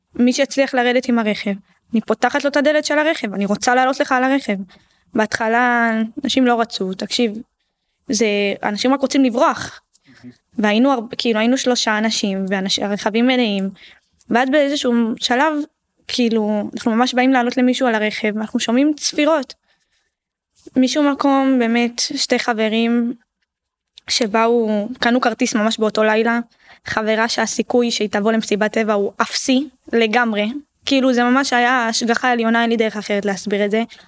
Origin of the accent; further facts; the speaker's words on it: Ashdod, Southern District, Israel; גדלנו באשדוד